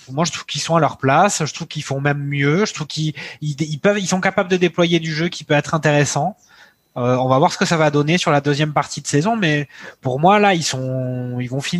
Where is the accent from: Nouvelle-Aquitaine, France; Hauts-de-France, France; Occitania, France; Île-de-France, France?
Nouvelle-Aquitaine, France; Bordeaux; je suis quand même né à Bordeaux